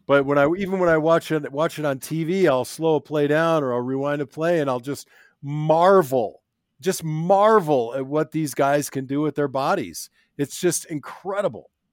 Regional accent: Minnesota, United States; moved away; also born or lived in Arizona; I was born in Minnesota

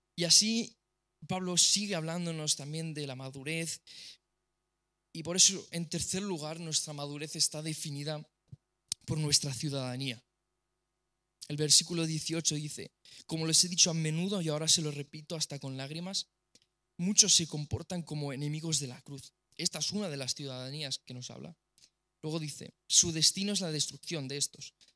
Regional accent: Romania; soy rumano

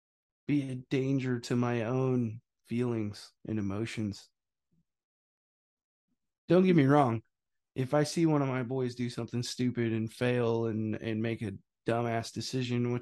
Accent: Missouri, United States; I'm from Missouri

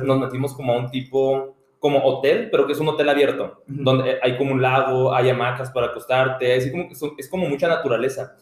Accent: Mexico; now in United States

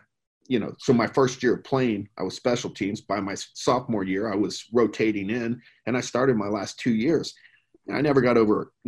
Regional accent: Plano, Texas, United States; I grew up in Plano, Texas, back when Plano wasn't, you know, 12 million people

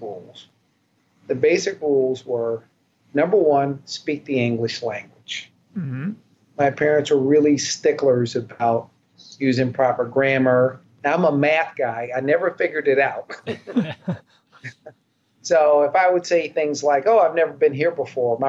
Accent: Wichita, Kansas, United States; also born or lived in Philadelphia, Pennsylvania; I was born in Philadelphia. But I grew up in Wichita, Kansas.

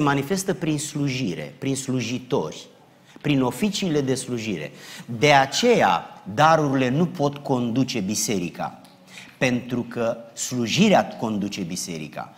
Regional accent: Romania; now in South Carolina, United States; noi suntem români care nu mai locuim în România

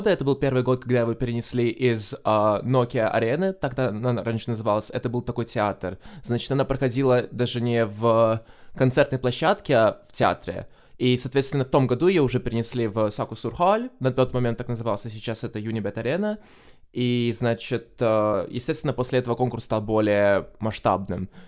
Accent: Tallinn, Harju County, Estonia; now in Brighton, United Kingdom; я из Сталина, но вообще сейчас я проживаю в Брайтоне

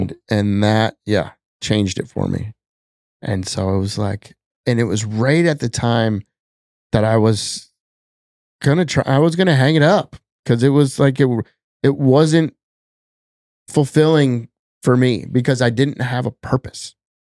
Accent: Wisconsin, United States; now in Minnesota, United States; growing up in Wisconsin

